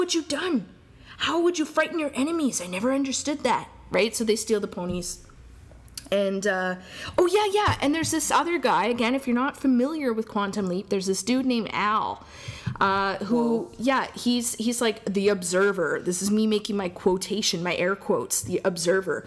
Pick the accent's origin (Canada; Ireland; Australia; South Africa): Canada; Alberta; we're from Alberta.